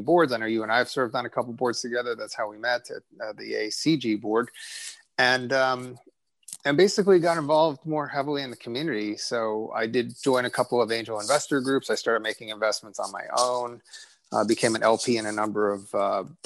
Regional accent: New Jersey, United States; I was born in New Jersey. My parents are both immigrants

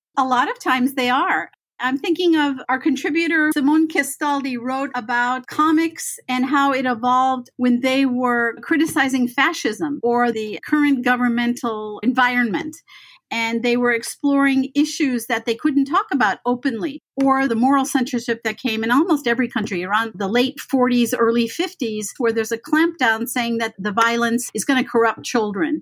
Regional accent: Beverly Hills, California, United States; I grew up in Beverly Hills

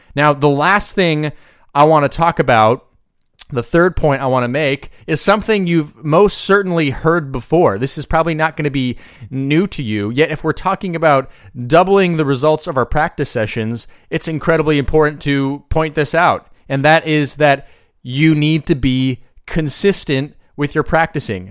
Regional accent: United States; I'm from the United States

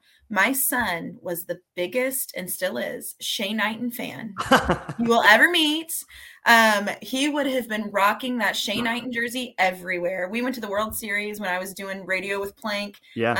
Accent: St. Louis, Missouri, United States; moved away; grew up in the St. Louis area

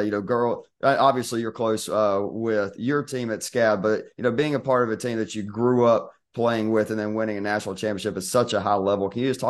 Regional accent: Georgia, United States; growing up in Georgia, I mean, where I'm at is like 4 hours away from Savannah.

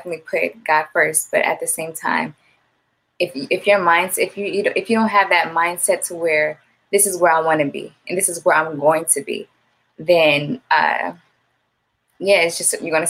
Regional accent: Gardena, California, United States; my hometown, I was born and raised in Gardenas

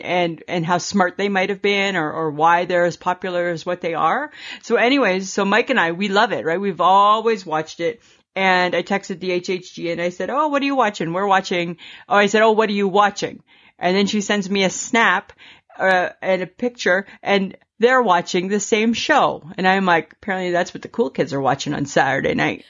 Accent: Stayner, Ontario, Canada; the one that I grew up with in Stainer, Ontario

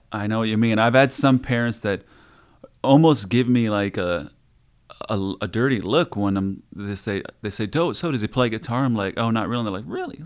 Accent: Iowa, United States; moved away as an adult; also born or lived in Las Vegas, Nevada; from Iowa

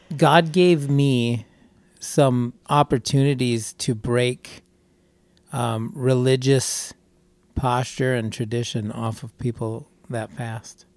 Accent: Wisconsin, United States; we're from Wisconsin

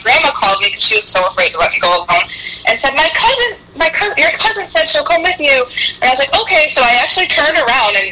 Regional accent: New York, United States; we're from New York

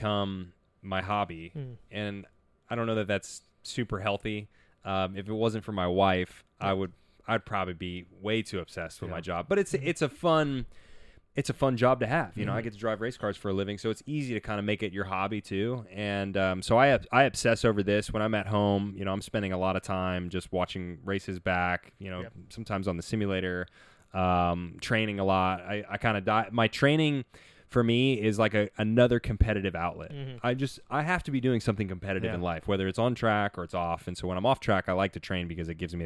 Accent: Nashville, Tennessee, United States; I grew up in Nashville, Tennessee

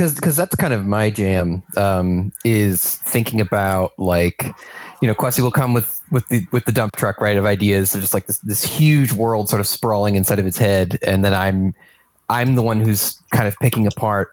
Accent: New York, United States; moved away as an adult; now in Ohio, United States; So I moved to Ohio from New York, where I'm from, in 2016

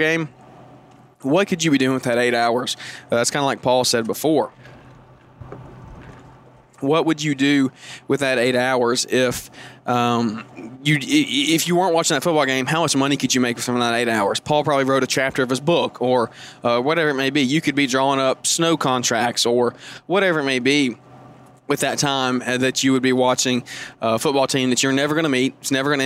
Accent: Alabama, United States; I'm from Alabama, and if anybody or any of y'all are from around the area, you know how insane football is a religion down here.

